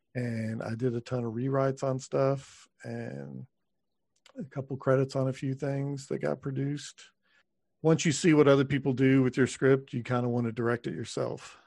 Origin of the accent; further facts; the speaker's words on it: Texas, United States; moved away as an adult; now in Los Angeles, United States; I grew up in Texas